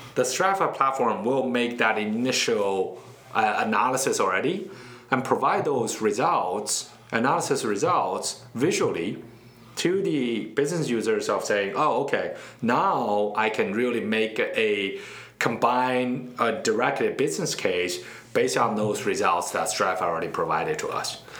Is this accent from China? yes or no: yes; Beijing, China; moved away as an adult; also born or lived in Charlotte, North Carolina, United States / West Coast, United States; now in United States; I was born and raised in Beijing. I uh, came to the States about 14 years ago